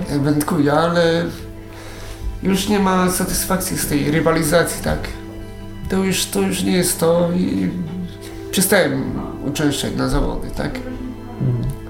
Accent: Konin, Greater Poland, Poland; moved away as an adult; tam jest moje życie, tak? Się urodziłem i wychowałem.

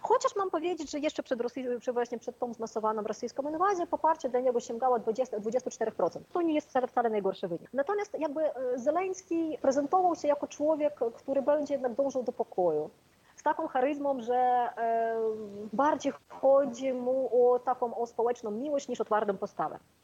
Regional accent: Ukraine; Polish is a second language; moved away as an adult; also born or lived in Kyiv; now in Poland; jako Ukrainka

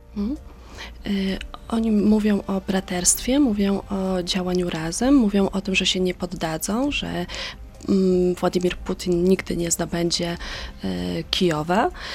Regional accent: Poland; jako Polka, nie jestem Ukrainką

